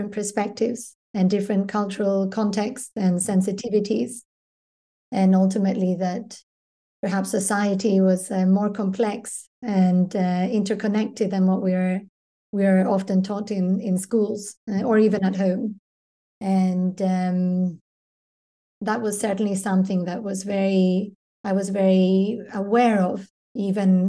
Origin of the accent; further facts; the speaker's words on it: Glasgow, Scotland, United Kingdom; moved away as an adult; also born or lived in Edinburgh / London / Brussels / Paris; now in Stockholm, Sweden; I was born and brought up in Scotland